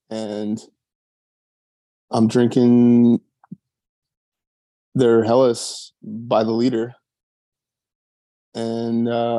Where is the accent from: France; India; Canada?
Canada; Banff, Alberta; now in Nashville, United States; my hometown of Banff, Alberta, Canada